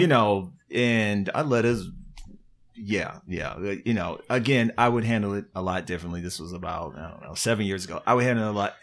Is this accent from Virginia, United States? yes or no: yes; Virginia, United States; moved away; I'm from Virginia